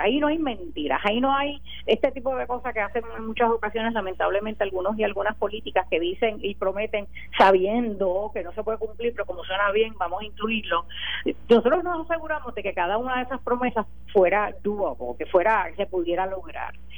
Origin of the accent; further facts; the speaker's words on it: Puerto Rico; viviendo en Puerto Rico